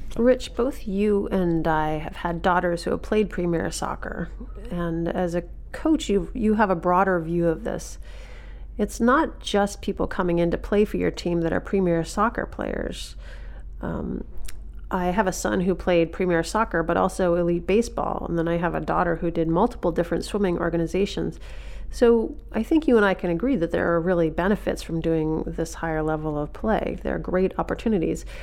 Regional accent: Maine, United States; when I was growing growing up in Maine

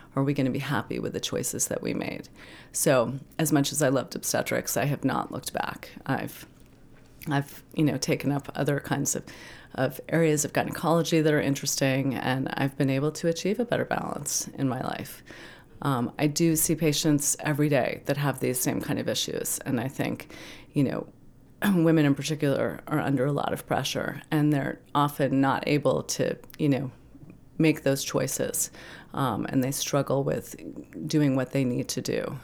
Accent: New York City, New York, United States; moved away as an adult; now in Maine, United States; I grew up in Manhattan

